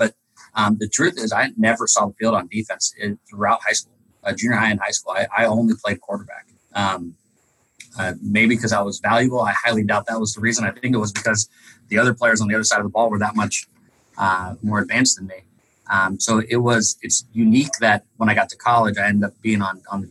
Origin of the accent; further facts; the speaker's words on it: Tucson, Arizona, United States; now in Tacoma, United States; I grew up in Tucson, Arizona.